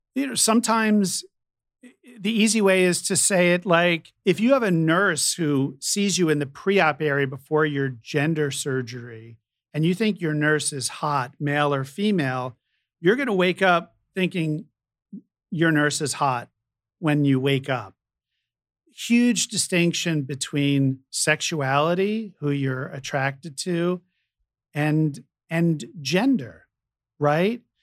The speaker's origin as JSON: {"language": "English", "region": "New York", "country": "United States", "tie": "born or raised there", "moved": "yes", "lives_now": "San Francisco, United States", "said": "when I was growing up in New York"}